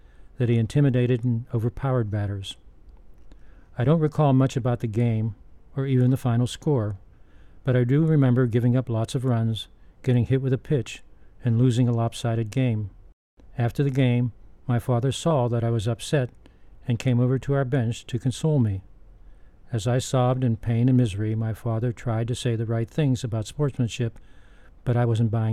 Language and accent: English; Pittsburgh, Pennsylvania, United States; moved away; also born or lived in Carbondale; When I was growing up in Pittsburgh